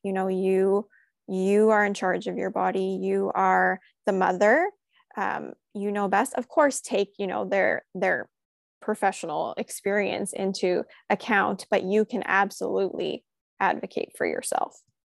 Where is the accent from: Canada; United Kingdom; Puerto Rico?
Canada; We grew up across the street from one another, and recently she actually moved to, um, United States, so we're from Canada originally